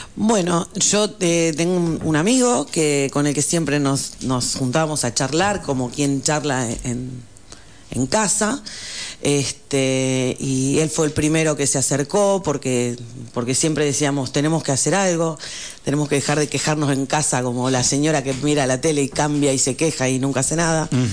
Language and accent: Spanish; Comandante Nicanor Otamendi, Buenos Aires Province, Argentina; moved away as an adult; now in San Martín de los Andes, Argentina; Yo, provincia de Buenos Aires, un pueblo rural, comandante Nicanor Otamendi